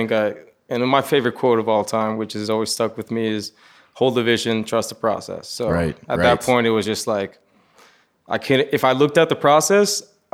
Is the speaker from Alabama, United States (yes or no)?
no; South Florida, United States; moved away as an adult; now in Los Angeles, United States; So I'm originally from South Florida